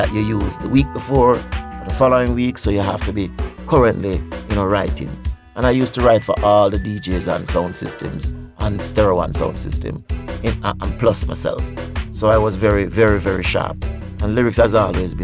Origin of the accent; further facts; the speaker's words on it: Spanish Town, Saint Catherine Parish, Jamaica; I'm from St. John's Road